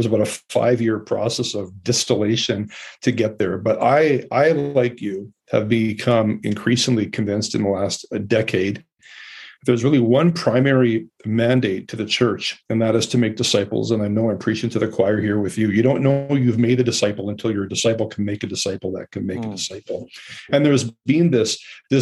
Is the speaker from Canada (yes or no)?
yes; Calgary, Alberta, Canada; also born or lived in Fort McMurray; I grew up in Calgary, adopted at birth. I was raised in a good Mennonite home in Alberta